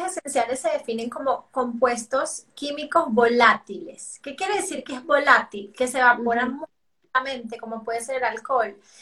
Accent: Venezuela; now in Colombia; yo soy venezolana, pero vivo en Colombia

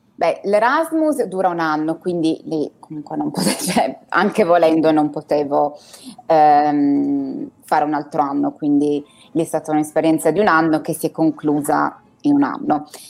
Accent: Turin, Piedmont, Italy; moved away as an adult; also born or lived in Dubai / Tokyo; now in London, United Kingdom; sono nata e cresciuta a Torino

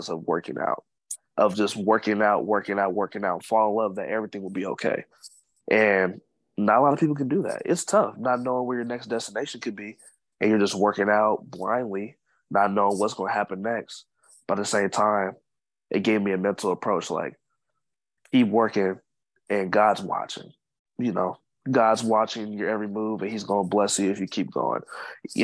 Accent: United States; also born or lived in Sacramento, United States / Wyoming, United States / San Marcos, United States; being an American

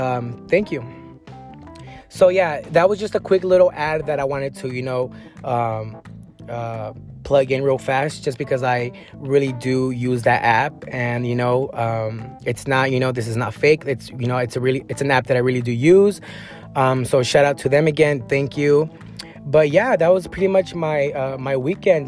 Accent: San Diego County area, California, United States; I grew up in like in the areas of, you know, Escondido or, you know, Vista, Oceanside

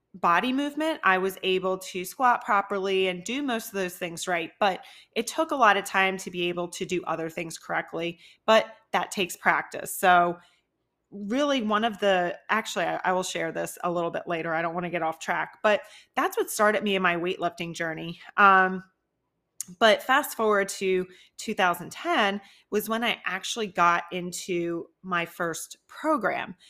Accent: New Jersey, United States; also born or lived in Philadelphia, Pennsylvania; now in Tampa, United States; I am originally from New Jersey, a really small town near Philly

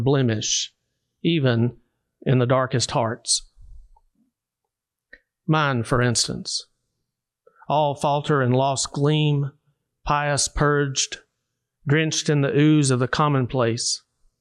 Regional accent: Savannah, Tennessee, United States; I grew up in Hardin County, Savannah, Tennessee

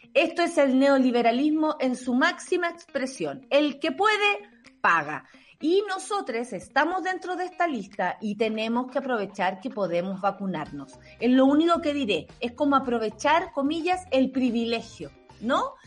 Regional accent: Santiago, Santiago Metropolitan Region, Chile; yo soy súper santiaguina

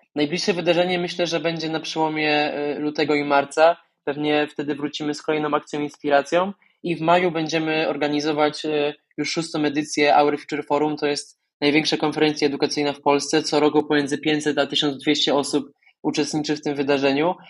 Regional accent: Podkarpacie, Subcarpathian Voivodeship, Poland; moved away as an adult; now in Warsaw, Poland; ja pochodzę z Podkarpacia, z wioski poniżej tysiąca mieszkańców

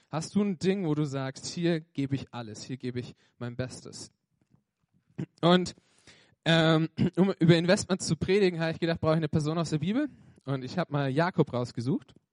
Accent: Bavaria, Germany; born there; ich bin gebürtiger Franke, also ich komme aus dem schönsten äh, Bundesland Deutschlands, Franken.

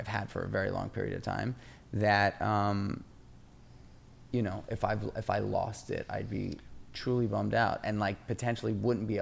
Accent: New York City, New York, United States; I grew up in New York City in the 90s

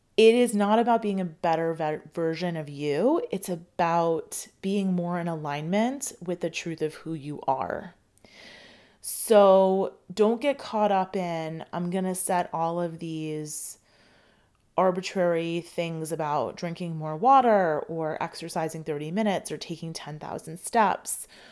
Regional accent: United States; I grew up in, in America

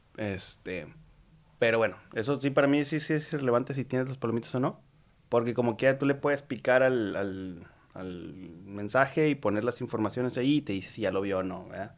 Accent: Mexico; como mexicanos

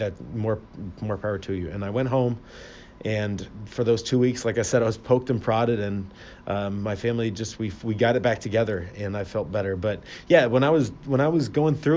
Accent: Fort Lauderdale, Florida, United States; now in Cleveland, United States; I'm originally from Fort Lauderdale, Florida

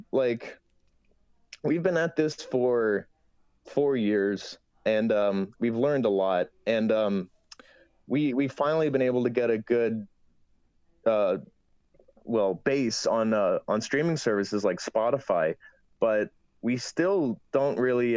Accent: Toronto, Ontario, Canada; I'm from Toronto

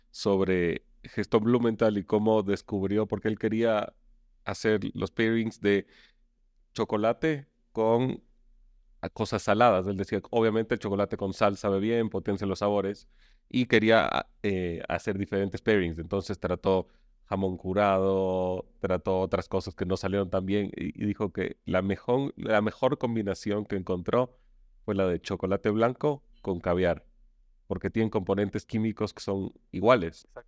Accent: Chile; born there; yo nací en Chile, entonces soy mitad chileno, mitad ecuatoriano

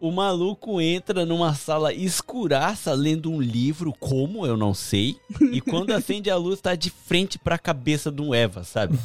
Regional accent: Japan; eu cresci aqui no Japão

